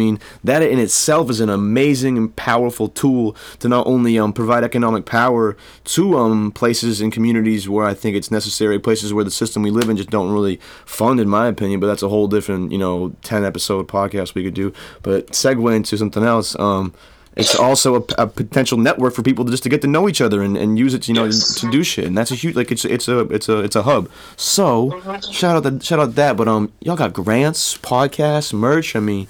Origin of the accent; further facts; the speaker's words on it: Maine, United States; So, and that's from a lifelong Mainer myself. Like, there's 10,000 people in my hometown, and I'm in southern Maine.